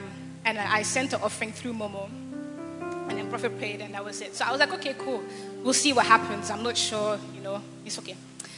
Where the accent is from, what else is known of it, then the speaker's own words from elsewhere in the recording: Belgium; also born or lived in Ghana; I'm from Belgium.